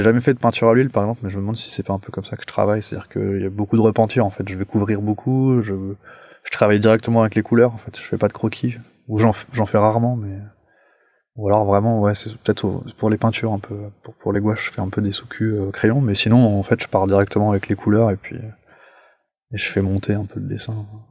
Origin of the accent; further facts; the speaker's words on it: Paris, Île-de-France, France; je suis un Parisien, moi, genre vraiment pure pure souche, et, donc je vivais dans un appartement.